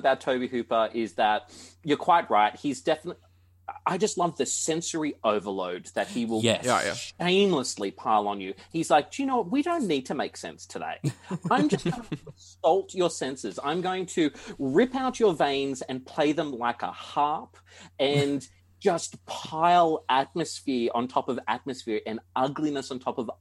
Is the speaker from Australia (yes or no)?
yes; Hunter Valley, New South Wales, Australia; also born or lived in Canberra; I grew up in the Hunter Valley